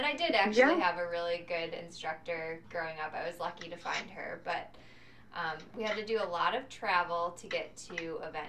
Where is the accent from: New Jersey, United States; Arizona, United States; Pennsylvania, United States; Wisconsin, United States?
Wisconsin, United States; rural; also born or lived in Milwaukee, Wisconsin; I grew up in rural Wisconsin, so a little town called Keel. That was where I spent the majority of my youth.